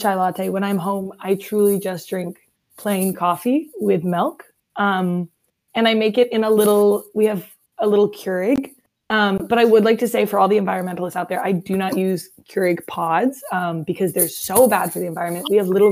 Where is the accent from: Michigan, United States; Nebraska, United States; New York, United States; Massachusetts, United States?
Nebraska, United States; Omaha; moved away as an adult; now in Minneapolis, United States; I am originally from Omaha, Nebraska, which is right in the middle of the country